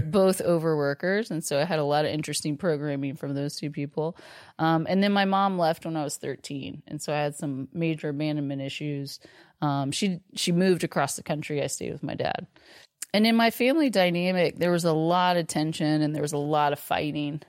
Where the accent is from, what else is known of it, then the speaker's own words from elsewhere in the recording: Austin, Texas, United States; I grew up here in Austin